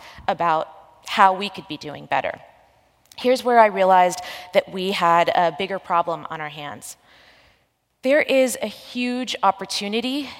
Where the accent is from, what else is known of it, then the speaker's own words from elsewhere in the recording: New Jersey, United States; I grew up in New Jersey